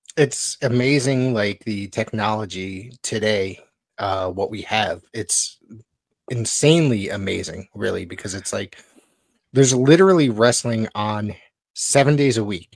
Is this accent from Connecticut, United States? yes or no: yes; Woodbridge, Connecticut, United States; I grew up in Woodbridge, Connecticut.